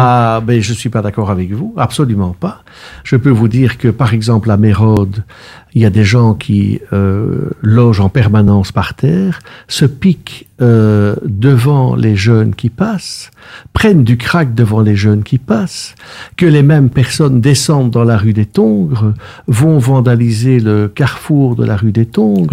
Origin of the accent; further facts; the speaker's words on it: Brussels, Brussels-Capital Region, Belgium; je suis intensément bruxellois. Je suis né à la rue Haute, derrière la dame qui vend des caricoles